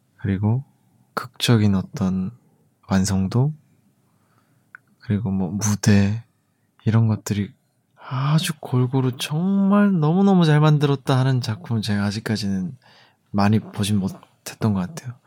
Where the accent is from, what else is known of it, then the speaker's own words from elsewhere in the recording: Daegu, South Korea; 전 대구거든요